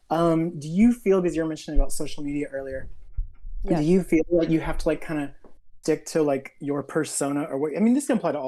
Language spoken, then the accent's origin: English; Texas, United States; I'm from Texas